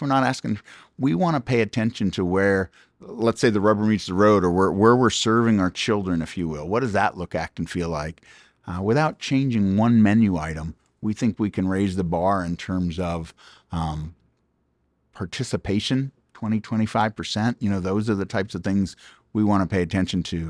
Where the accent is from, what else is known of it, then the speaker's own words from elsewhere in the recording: Pickerington, Ohio, United States; moved away; We were just in my hometown of Pickerington, Ohio